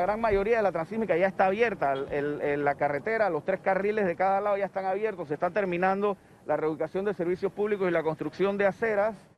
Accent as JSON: {"language": "Spanish", "country": "Panama", "said": "nosotros como panameños"}